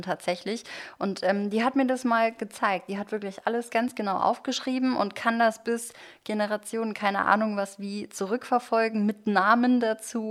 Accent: Germany; ich bin wirklich komplett Kartoffel hier. Beide Eltern aus Deutschland

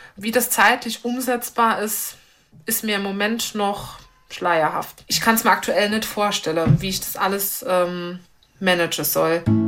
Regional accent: Eppelborn, Saarland, Germany; moved away as an adult; now in St. Wendel, Germany; Ich komme aus dem Raum Eppelborn

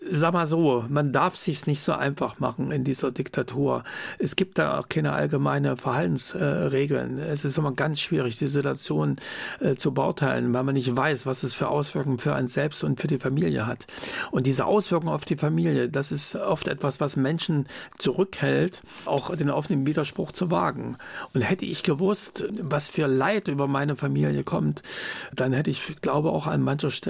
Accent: East Germany, Germany; dass ich meiner Heimat bleiben will, dass ich klar sage, die DDR ist jetzt nicht das bessere System, aber hier ist mein Zuhause

